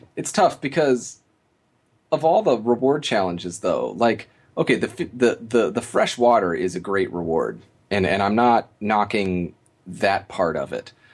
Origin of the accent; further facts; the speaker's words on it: Midwest, United States; as an American